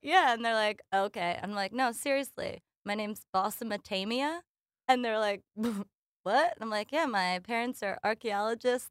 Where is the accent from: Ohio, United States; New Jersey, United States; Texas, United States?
New Jersey, United States; Hamilton; now in Prospect Park, United States; I am originally from Hamilton, New Jersey